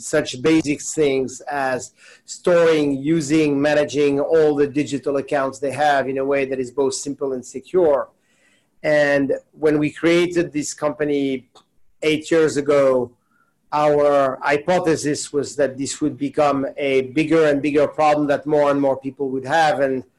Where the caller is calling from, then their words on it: New York City, New York, United States; I am calling in from New York.